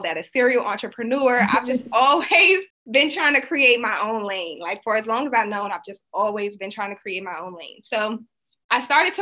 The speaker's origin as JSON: {"language": "English", "town": "Washington", "region": "District of Columbia", "country": "United States", "tie": "born or raised there", "lives_now": "Maryland, United States", "said": "I am from Washington, D.C., the Washington, D.C. area. I currently reside in Maryland, though, so not too far from D.C."}